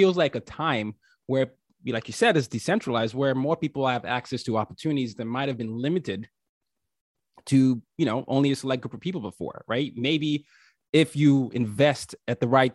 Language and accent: English; Nigeria; now in New York City, United States; me being Nigerian